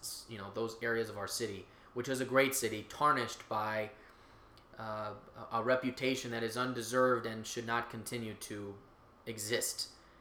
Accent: Chicago, Illinois, United States; I personally, as a Chicagoan, as an American

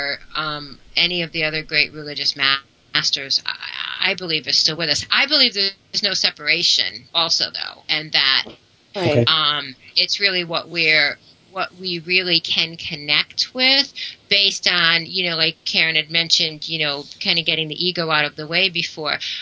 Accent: United States; growing up in the United States

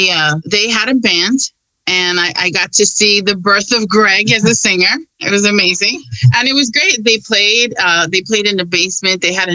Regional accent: New York City, New York, United States; I grew up in North Queens. They're from South Queens. And I'm more closer to the Jackson Heights. It's a northern part of Queens, but it's part where DMS comes from.

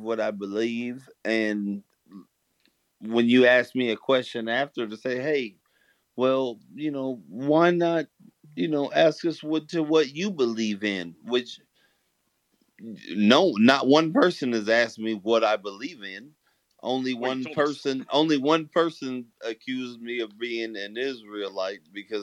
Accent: Northern California, United States; Growing up in Northern California

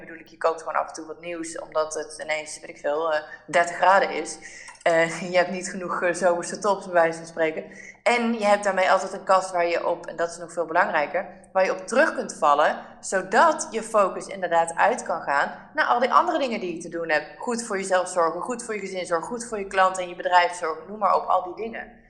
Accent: Netherlands; wij als Nederlanders

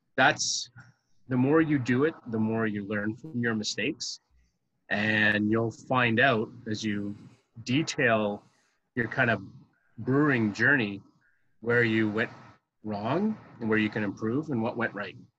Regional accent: Ottawa, Ontario, Canada; also born or lived in Orleans, Ontario; born and raised in Ottawa, living in Orleans pretty much all my life.

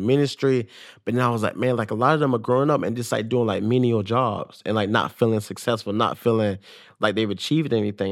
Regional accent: Jacksonville, Florida, United States; got drafted to the Jacksonville Jaguars, like, paid for my hometown

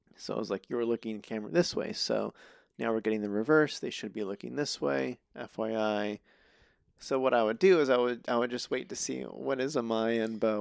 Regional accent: Reno, Nevada, United States; moved away as an adult; also born or lived in Albuquerque, New Mexico / Chama, New Mexico / Winnemucca, Nevada; now in Los Angeles, United States; I grew up in Reno, um, all the way through college

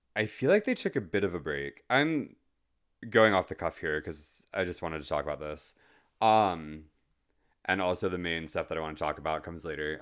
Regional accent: United States; as an American, given the hellhole that we live in currently

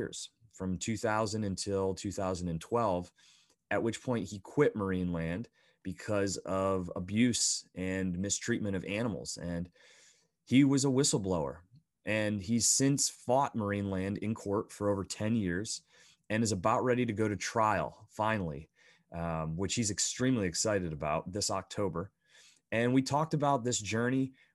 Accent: Bradford, Pennsylvania, United States; I grew up in the Northeast, so a small little town called Bradford, Pennsylvania, that's just south of Buffalo

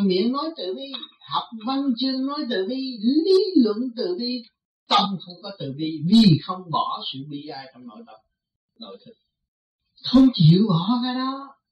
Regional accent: Vietnam; mình người Việt Nam mộc mạc

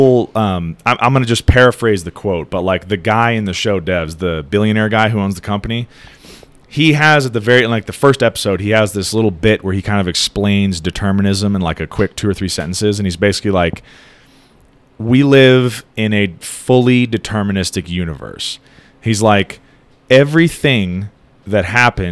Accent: United States

